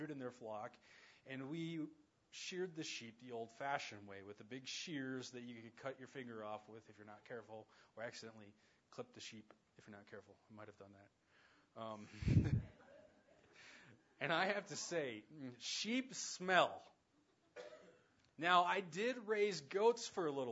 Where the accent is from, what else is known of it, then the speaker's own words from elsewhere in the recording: around the Navajo reservation, Southwest, United States; growing up around the Navajo reservation